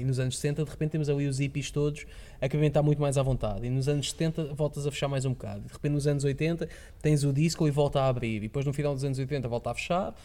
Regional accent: Lisbon, Portugal; moved away; sou de Lisboa

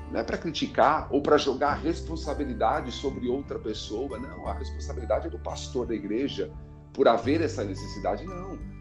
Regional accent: São Paulo, Brazil; moved away as an adult; now in Campina Grande, Brazil; eu moro há dois anos aqui em Campina Grande, mas sou natural de São Paulo, cresci em São Paulo

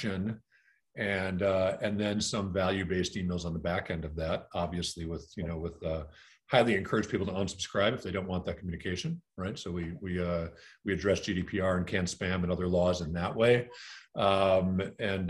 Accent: Green Bay, Wisconsin, United States; I grew up in Green Bay, Wisconsin

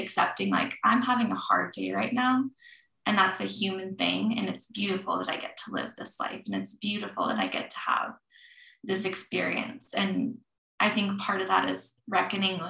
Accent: Colorado, United States; Growing up in Colorado

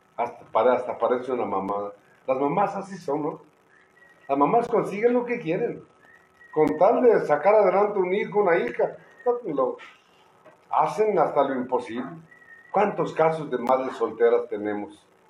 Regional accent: Oaxaca, Mexico; Somos oaxaqueños.

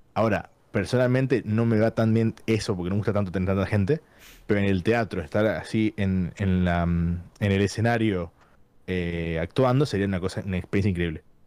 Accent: San Miguel de Tucumán, Tucumán, Argentina; moved away as an adult; now in London, United Kingdom; vivo en Londres, pero soy de Argentina, de Tucumán

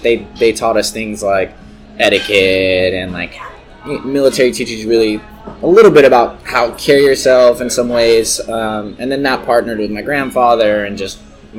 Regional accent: the Bay Area, California, United States; I'm from the Bay

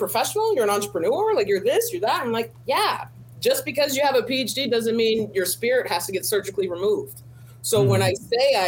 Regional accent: Riverside, California, United States; as a Black female growing up in Riverside, California

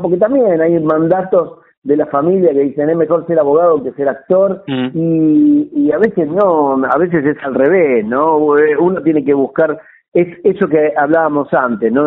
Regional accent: Munro, Buenos Aires Province, Argentina; yo nací en Munro, mm. eh, en, en, en la localidad de Munro

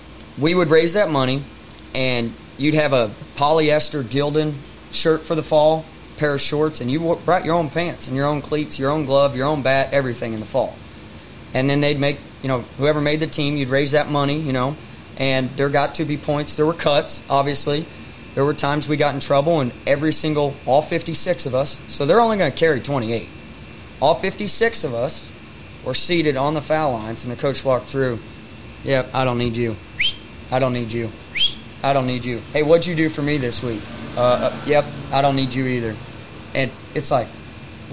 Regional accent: Raymore, Missouri, United States; also born or lived in Little Rock, Arkansas; I'm coming from Raymore, Missouri

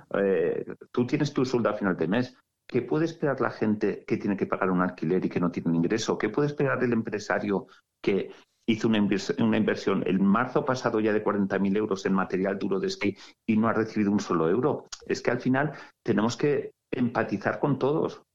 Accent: Sallent de Gállego, Aragon, Spain; soy sayentino

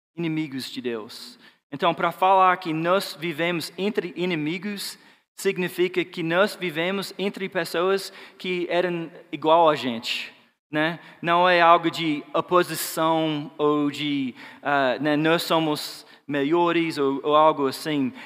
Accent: Georgia, United States; Portuguese is a second language; moved away; Eu sou de Georgia, né, o sul dos Estados Unidos

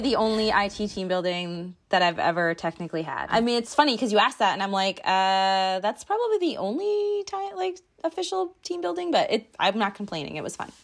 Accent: East Coast, United States; I'm from the East Coast

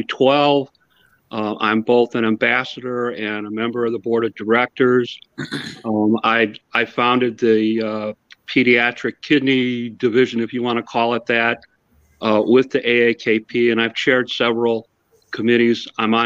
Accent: Hammond, Indiana, United States; I'm from Hammond, Indiana.

